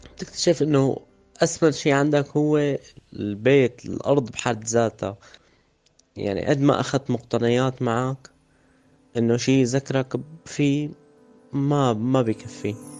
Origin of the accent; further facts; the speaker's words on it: Damascus, Damascus Governorate, Syria; moved away as an adult; also born or lived in Harasta, Syria; من مواليد دمشق عام 1986 سكان مدينة حرستا